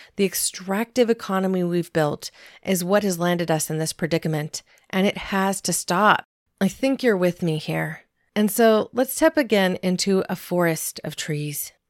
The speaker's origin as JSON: {"language": "English", "region": "Southern Oregon", "country": "United States", "tie": "born or raised there", "said": "There were many family farms where I grew up in Southern Oregon"}